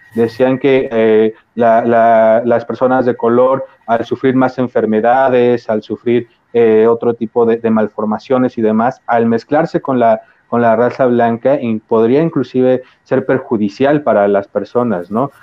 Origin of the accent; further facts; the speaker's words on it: Mexico; somos mexicanos